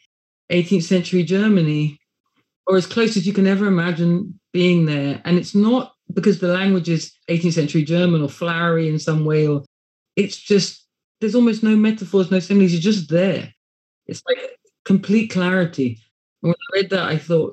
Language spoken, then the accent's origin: English; England, United Kingdom; working class subjects of England in two different places